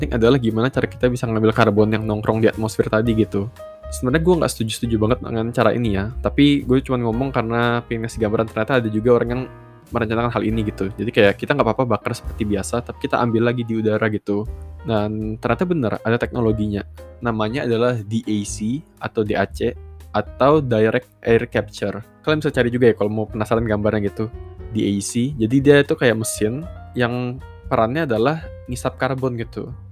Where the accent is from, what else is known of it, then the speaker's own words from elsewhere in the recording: Samarinda, East Kalimantan, Indonesia; Misal kayak kota asal gua Samarinda itu sebuah kota yang menarik sebenarnya.